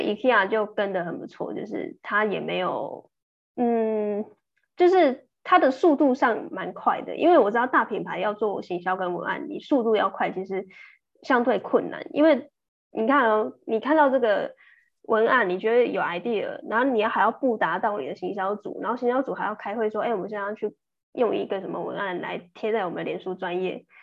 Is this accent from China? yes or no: no; Taiwan; 我们台湾人，我们看中文